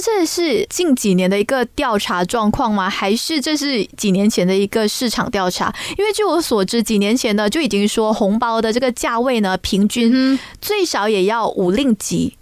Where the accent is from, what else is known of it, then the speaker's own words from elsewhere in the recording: Malaysia; 我们马来西亚人